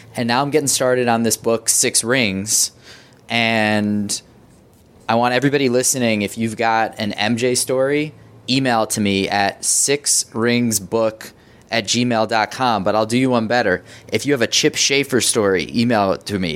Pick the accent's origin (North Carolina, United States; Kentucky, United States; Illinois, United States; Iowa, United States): Illinois, United States; Evanston; also born or lived in New York / Wilmette, Illinois; I grew up, um, in Evanston and then Wilmette